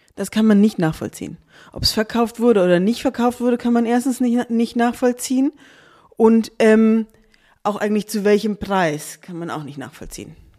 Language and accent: German; Darmstadt, Hesse, Germany; also born or lived in Cologne / Zurich; ich bin ähm, in Darmstadt aufgewachsen